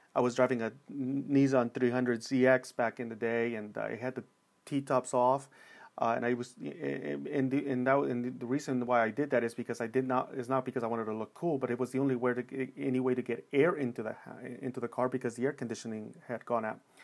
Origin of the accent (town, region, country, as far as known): Los Angeles, California, United States; born or raised there